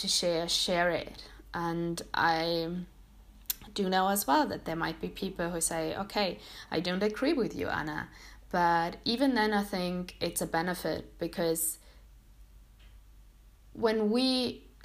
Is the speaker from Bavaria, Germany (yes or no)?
yes; Munich, Bavaria, Germany; English is a second language; I was born and grew up here in Munich